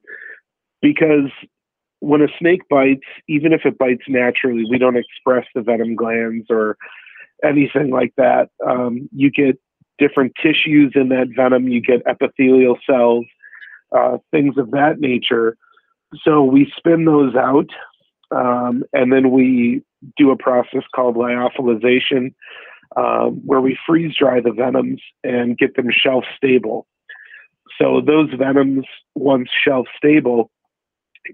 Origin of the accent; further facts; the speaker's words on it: United States; I'm American, only second generation